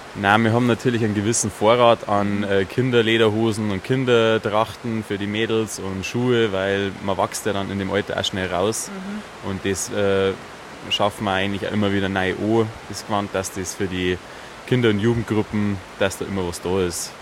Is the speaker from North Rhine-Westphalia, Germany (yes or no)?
no; Chiemgau, Bavaria, Germany; bei uns im Chiemgau